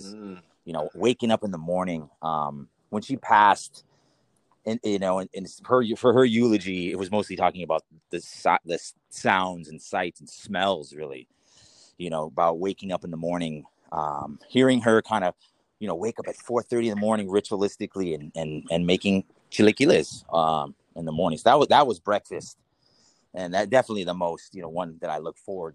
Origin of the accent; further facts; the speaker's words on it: Los Angeles, California, United States; also born or lived in Granada Hills / Echo Park / Boyle Heights / Highland Park; I am an Angeleno native, born and raised, but San Fernando Valley mostly. So, born in Granada Hills, and raised mostly on the east side of Los Angeles